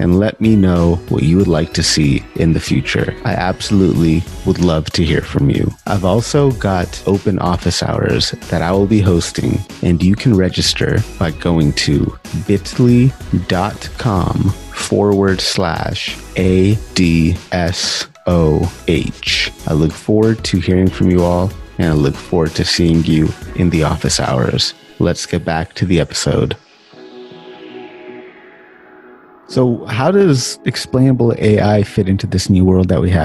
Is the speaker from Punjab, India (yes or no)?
yes; Punjab, India; I'm Punjabi, I'm Indian